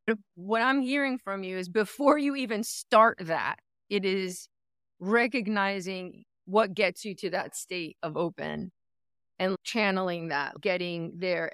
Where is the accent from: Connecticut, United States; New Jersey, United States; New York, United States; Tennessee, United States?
New Jersey, United States; now in California, United States; I come from New Jersey